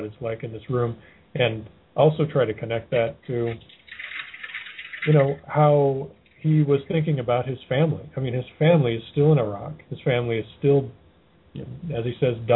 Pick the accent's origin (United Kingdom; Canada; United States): United States; Athens, Georgia; my hometown. In fact, pretty close to where I live